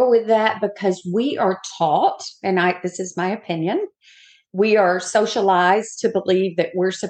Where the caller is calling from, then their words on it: Daytona Beach, Florida, United States; I am coming from Daytona Beach, where it's not so sunny today.